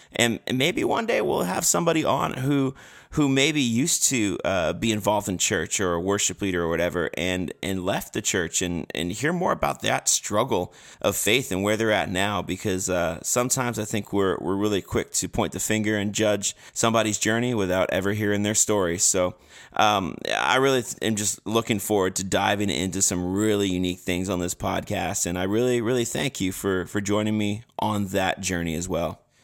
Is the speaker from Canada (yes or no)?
yes; Canada; I'm from Canada